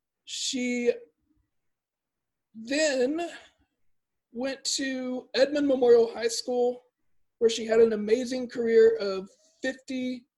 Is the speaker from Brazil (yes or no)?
yes; Brazil; moved away; I grew up in Brazil